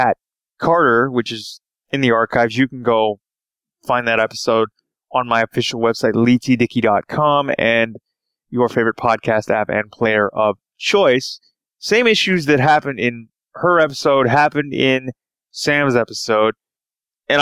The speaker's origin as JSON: {"language": "English", "town": "Toronto", "region": "Ontario", "country": "Canada", "said": "I am from Toronto, Canada"}